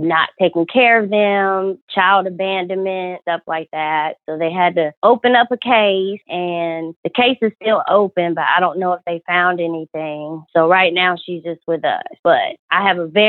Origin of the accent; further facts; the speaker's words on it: Georgia, United States; I'm from Georgia